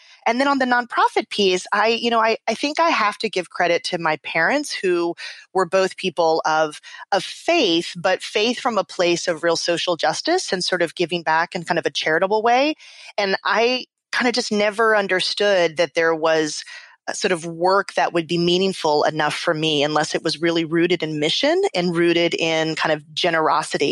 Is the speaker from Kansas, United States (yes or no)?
no; South Texas, United States; moved away as an adult; also born or lived in Central African Republic / Washington; I grew up in South Texas in a predominantly white middle-class community